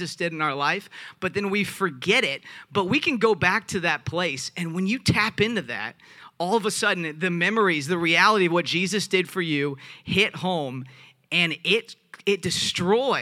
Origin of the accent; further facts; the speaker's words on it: the South, United States; I'm from the South